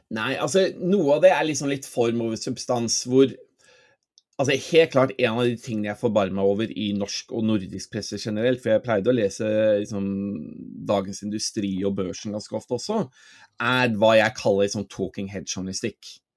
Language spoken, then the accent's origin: Norwegian; Norway; moved away as an adult; now in London, United Kingdom; jeg vokste opp her i Norge, men faren min er jo engelsk.